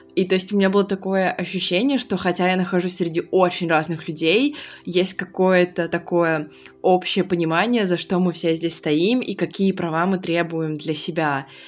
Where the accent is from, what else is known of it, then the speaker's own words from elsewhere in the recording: Khabarovsk, Khabarovsk Krai, Russia; moved away; я выросла в Хабаровске, я хабаровчанка